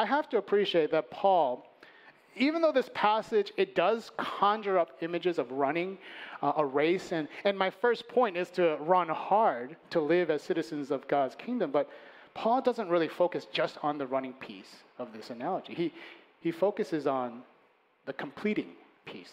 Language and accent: English; Chicago, Illinois, United States; moved away; I was born and raised in Chicago. I grew up on the north side